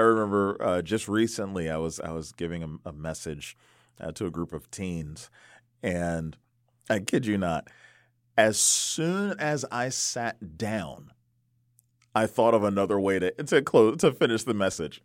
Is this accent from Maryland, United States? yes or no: yes; DC area, Maryland, United States; I grew up in the Maryland, D C area